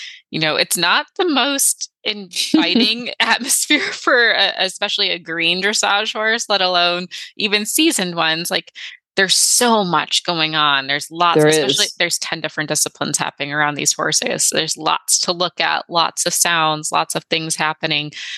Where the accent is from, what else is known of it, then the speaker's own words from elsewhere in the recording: Michigan, United States; I'm from Michigan